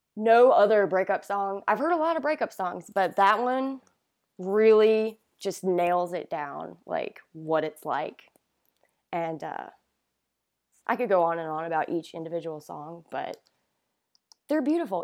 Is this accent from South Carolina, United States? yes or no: yes; Great Falls, South Carolina, United States; Great Falls, South Carolina. Super small town, um, south of Rock Hill